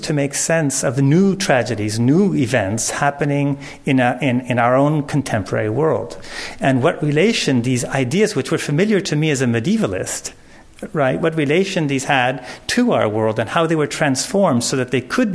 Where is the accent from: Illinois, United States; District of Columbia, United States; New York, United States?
Illinois, United States; Chicago; I'm from Chicago